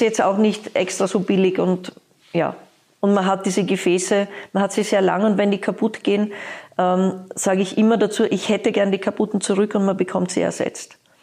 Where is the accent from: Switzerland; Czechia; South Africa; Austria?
Austria; Vienna; now in Berlin, Germany; ich komme aus Wien